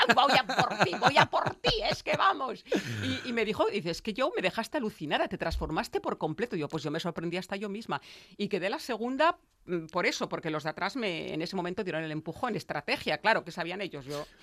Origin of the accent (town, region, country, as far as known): Veneto, Italy; moved away